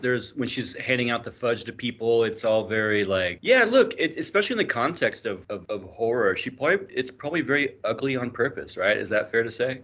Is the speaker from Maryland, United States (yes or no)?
no; Bakersfield, California, United States; I'm from Bakersfield